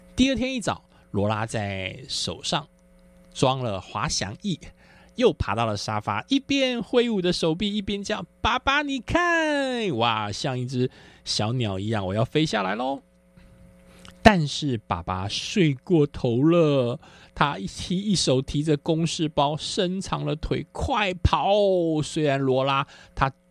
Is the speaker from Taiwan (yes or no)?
yes; Taiwan; 因为我是在眷村长大的，所以我们眷村的那个，那个环境呢，刚好是在市区和乡村的中间